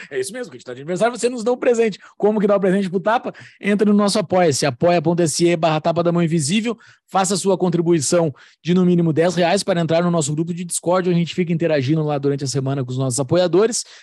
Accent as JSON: {"language": "Portuguese", "region": "Rio Grande do Sul", "country": "Brazil", "said": "Sim, sou gaúcho."}